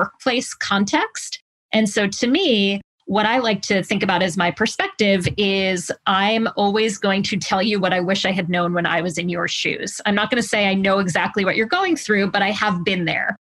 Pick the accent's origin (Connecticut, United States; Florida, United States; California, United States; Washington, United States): Connecticut, United States; also born or lived in New York metro area; I was from Connecticut